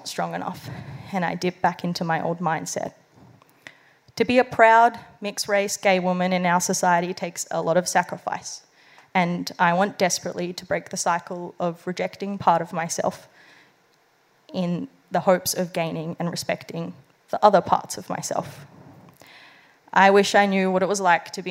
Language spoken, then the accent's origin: English; Bali, Indonesia; accent: Balinese; now in Australia; I spoke my language, and my Balinese accent returned.